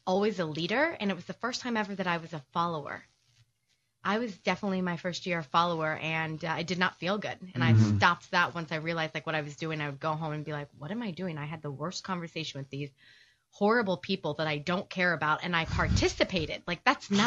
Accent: Missouri, United States; moved away as an adult; also born or lived in New York; I'm from the Midwest, from Missouri

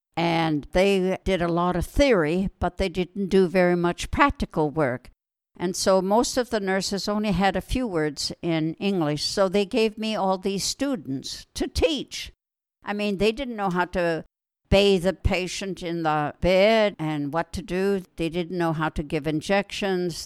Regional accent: Wetaskiwin, Alberta, Canada; moved away as an adult; now in Israel; I was born in Alberta, Canada. That's out in the west. And I grew up on a farm outside a city called Wetaskiwin

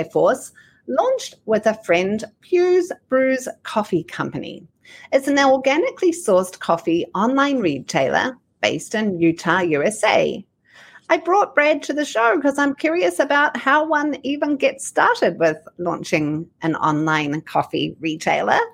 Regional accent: New Zealand; now in United States; as a New Zealander

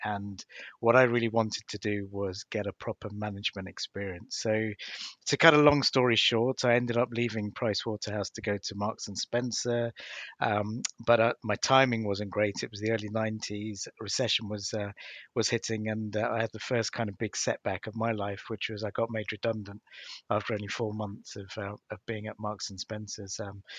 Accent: Sri Lanka; born there; So my dad, I was born in Sri Lanka back in 1966.

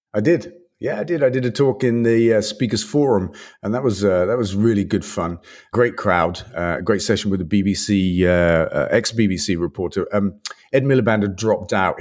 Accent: England, United Kingdom; we're, we're English

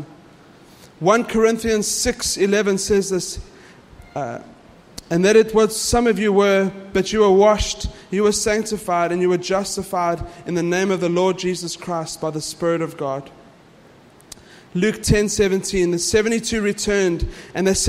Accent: South Africa; I'm South African

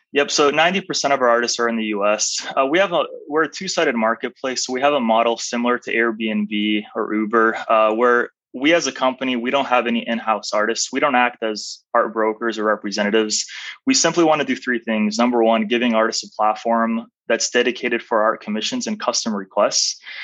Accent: Arizona, United States; also born or lived in Albania; came to the United States at a fairly young age. I was four and a half. Man. And I grew up in Arizona, raised in Arizona, went to school in Arizona all the way through university.

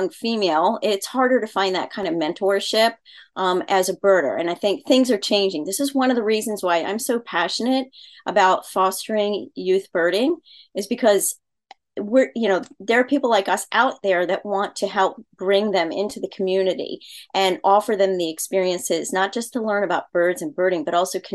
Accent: Baltimore, Maryland, United States; moved away as an adult; also born or lived in Virginia Beach, Virginia; now in Pennsylvania, United States; where I grew up in Baltimore, Maryland.

